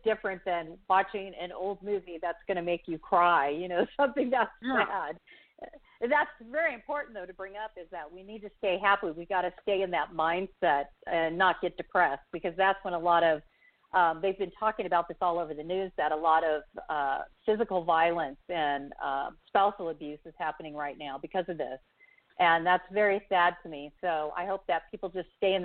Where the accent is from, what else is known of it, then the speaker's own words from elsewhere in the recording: Huntington Beach, California, United States; moved away as an adult; now in Alexandria, United States; I grew up in Huntington Beach, California. I mean, that's my hometown